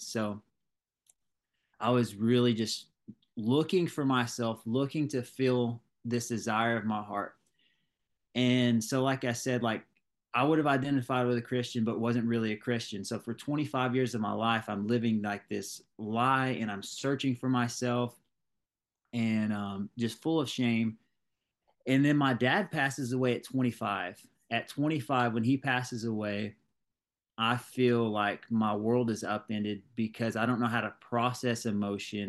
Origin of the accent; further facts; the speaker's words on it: Ringgold, United States; I'm from Ring Gold, small town